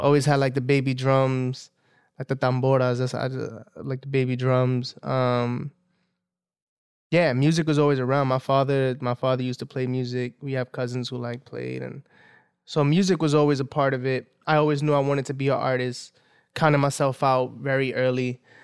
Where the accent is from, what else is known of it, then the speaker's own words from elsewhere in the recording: New York City, New York, United States; I grew up in Southside, like in Williamsburg